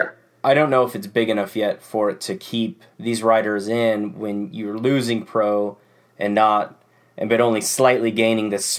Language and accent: English; Oregon, United States; this is my home state. They came here to Oregon